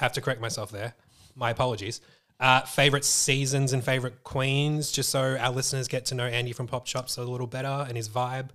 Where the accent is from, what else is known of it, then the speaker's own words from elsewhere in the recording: Melbourne, Victoria, Australia; being that we are Aussies, we're from Melbourne